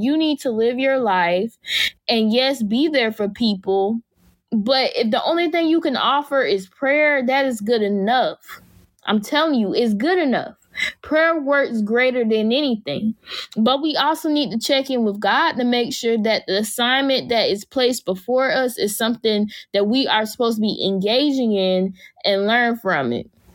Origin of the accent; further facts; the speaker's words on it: Jacksonville, Florida, United States; my hometown is Jacksonville, Florida.